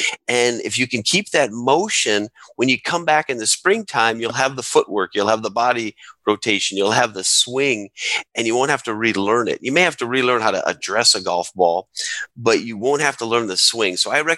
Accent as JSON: {"language": "English", "region": "North Dakota", "country": "United States", "tie": "born or raised there", "moved": "yes", "lives_now": "South Carolina, United States", "said": "So I grew up in North Dakota, and it's cold up there, and it's getting cold right now. I'm in South Carolina now, but I grew up in North Dakota."}